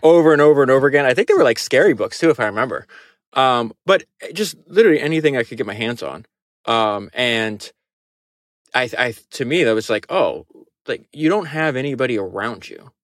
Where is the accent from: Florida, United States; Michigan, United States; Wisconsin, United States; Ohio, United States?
Florida, United States; I grew up in Florida